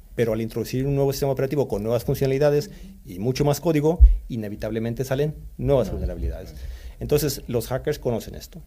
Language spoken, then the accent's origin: Spanish; Stockholm, Stockholm County, Sweden; also born or lived in Mexico City, Mexico; now in Spain; crecí en Estocolmo, Suecia